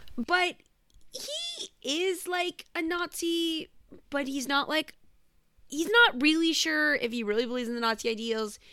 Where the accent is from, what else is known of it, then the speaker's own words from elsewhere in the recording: United States; as an American